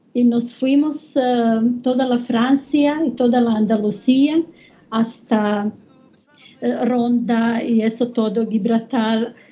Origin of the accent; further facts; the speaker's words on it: Croatia; Spanish is a second language; now in Germany; yo soy de Croacia, pero vivo en Alemania 30 años.